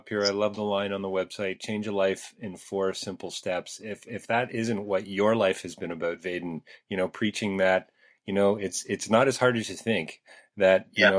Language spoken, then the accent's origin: English; Canada; I would think there's a problem with that with most of us Canadians